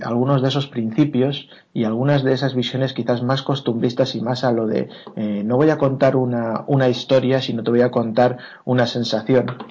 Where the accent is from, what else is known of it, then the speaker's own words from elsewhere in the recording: Alicante area, Valencian Community, Spain; now in Madrid, Spain; en, mi pueblo o en la zona de, Alicante, pero Alicante, Benidorm, etcétera